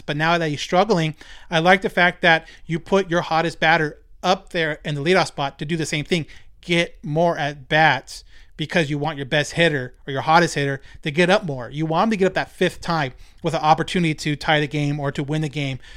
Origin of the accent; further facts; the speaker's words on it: Rancho Cucamonga, California, United States; I grew up in Ranchos, right next door to Fontana